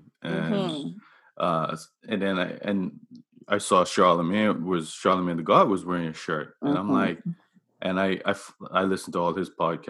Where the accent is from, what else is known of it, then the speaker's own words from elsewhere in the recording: Devonshire Parish, Bermuda; I'm from Devonshire